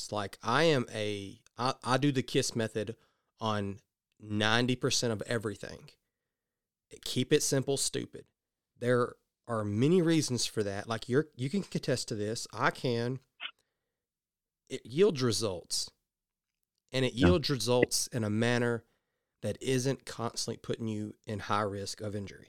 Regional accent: the South, United States; I'm from the South

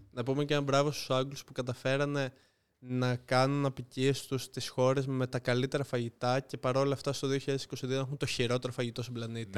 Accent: Lefkada, Ionian Islands, Greece; είμαι από Λευκάδα

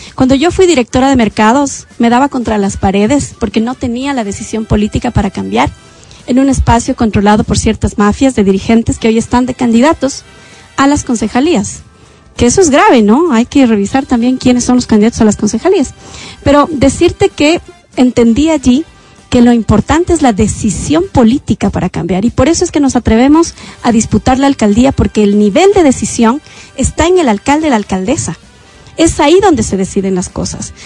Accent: Quito, Pichincha, Ecuador; Yo también soy cholita, yo vengo del sur de Quito

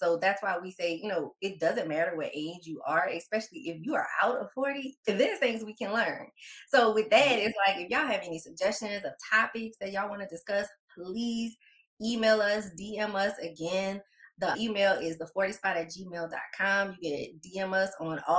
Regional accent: New Orleans, Louisiana, United States; moved away as an adult; also born or lived in Nashville, Tennessee; now in Atlanta, United States; I'm originally from New Orleans

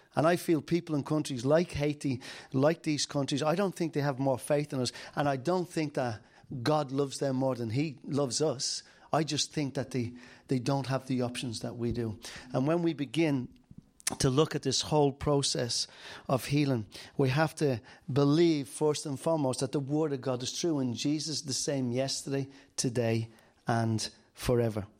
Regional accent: Dublin, Leinster, Ireland; I'm from Dublin

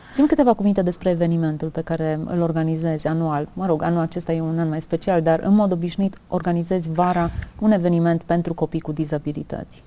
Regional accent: Romania; ne mândrim ca români

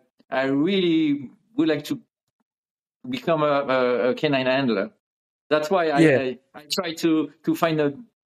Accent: near Lyon, Auvergne-Rhône-Alpes, France; first language French; English is a second language; moved away as an adult; also born or lived in South of France; now in Miami, United States; In this area, close to Lyon, in the middle of France.

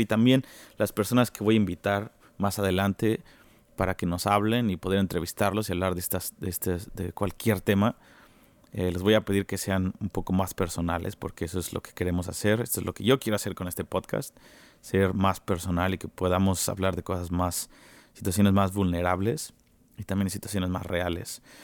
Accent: Mexico City, Mexico; now in Kansas City, United States; yo soy de México, soy mexicano chilango, de la mera Ciudad de México

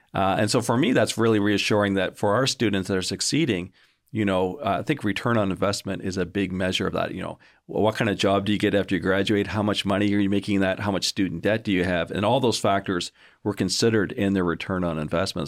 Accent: Canada; moved away as an adult; also born or lived in United States; now in Augusta, United States; I'm not originally from Georgia, surprise, uh, originally from, from Canada

